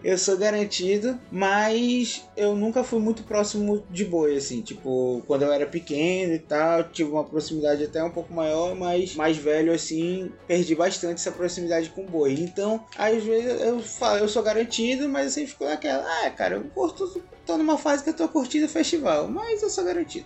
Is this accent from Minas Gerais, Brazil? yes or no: no; Amazonas, Brazil; a gente é amazonense